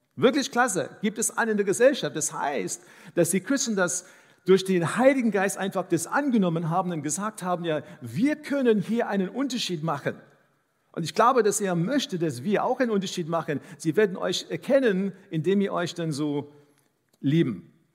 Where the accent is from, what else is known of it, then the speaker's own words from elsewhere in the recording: South Africa; first language English; German is a second language; now in Dresden, Germany; Ich bin in Südafrika aufgewachsen